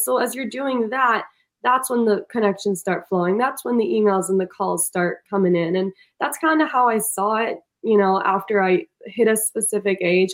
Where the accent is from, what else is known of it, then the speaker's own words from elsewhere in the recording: Milan, Lombardy, Italy; now in Boston, United States; milan italy